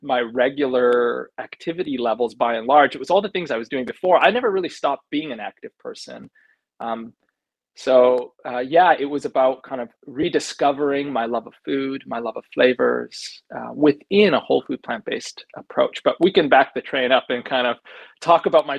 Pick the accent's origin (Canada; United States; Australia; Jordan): Canada; growing up in Canada